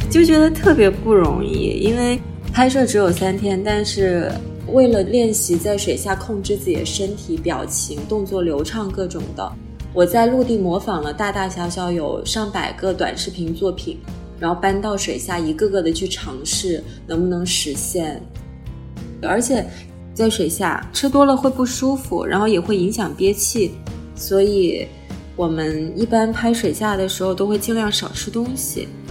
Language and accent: Chinese; Guangzhou, Guangdong, China; 我今年三十一岁了。其实我是一个在广州出生长大的湖南人，现在呢，主要是做一个水下舞者，以及美人鱼教练训练官